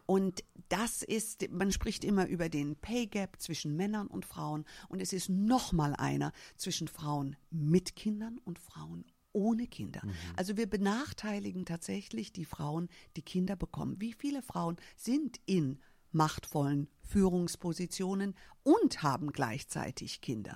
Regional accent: Germany; ich bin als äh, Amerikanerin hier in Deutschland geboren, habe aber, obwohl ich hier geboren bin, keine deutsche Staatsbürgerschaft

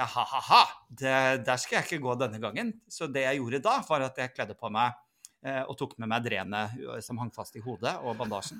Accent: Northern Norway, Norway; Nå er jeg for så vidt egentlig nordlending

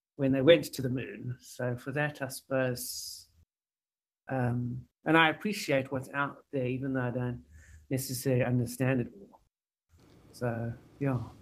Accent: Pretoria, Gauteng, South Africa; I was born in Pretoria in South Africa

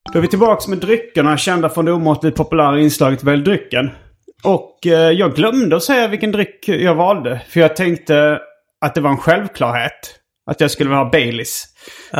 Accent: Malmö, Skåne, Sweden; min barndom i Malmö

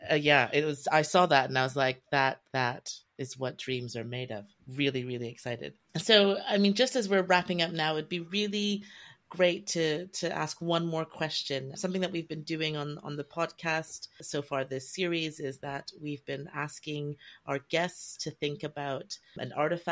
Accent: Canada; now in London, United Kingdom; I grew up in Canada

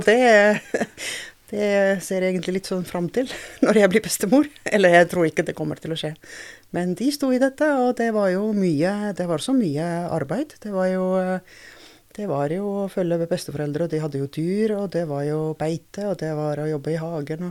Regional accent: Tartu, Tartu County, Estonia; Norwegian is a second language; moved away as an adult; now in Norway; jeg er fra Estlands nest største by, så jeg er en byjente

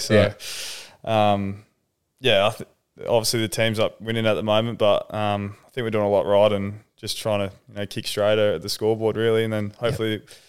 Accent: Edgewater, Western Australia, Australia; moved away; I was in a little city, just outside the city, Edgewater.

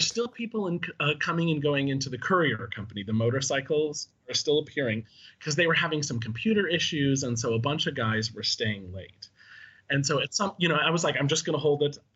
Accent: Chicago, Illinois, United States; I was from Chicago

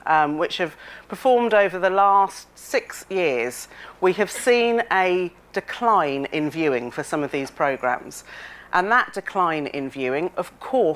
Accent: Reading, South East England, United Kingdom; when I was growing up, I'm a girl of the 70s, growing up in Reading

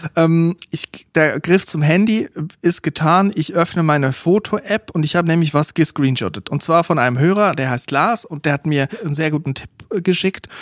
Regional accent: Switzerland; now in Germany; Also ich bin in der Schweiz aufgewachsen, habe aber einfach ein Teil Familie aus Österreich

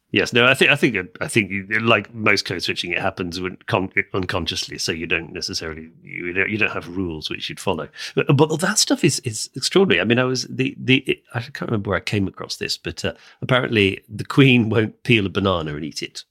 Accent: United Kingdom; we're both English speakers raised in the U K

